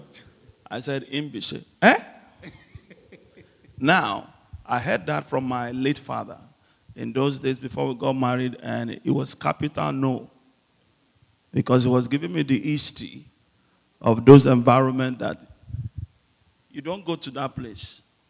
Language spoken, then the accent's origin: English; Ijebu, Ogun State, Nigeria; moved away; I'm from Ijebu